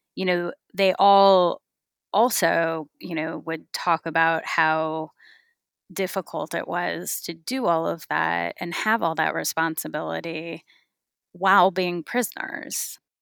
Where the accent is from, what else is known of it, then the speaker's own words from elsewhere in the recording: California, United States; I grew up in California